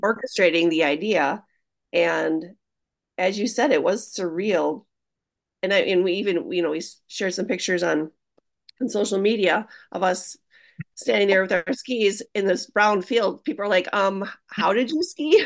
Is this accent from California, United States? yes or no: no; Hayward, Wisconsin, United States; being from Hayward